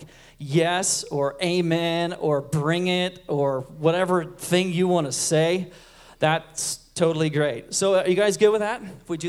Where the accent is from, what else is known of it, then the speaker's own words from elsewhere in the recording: Huntington Beach, California, United States; I'm from Huntington Beach, California, and I'm 47 years old